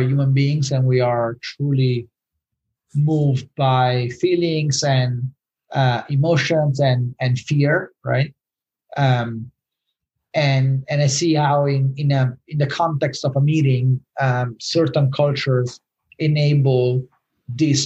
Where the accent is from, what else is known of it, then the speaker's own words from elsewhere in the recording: Rome, Lazio, Italy; moved away; I'm from Rome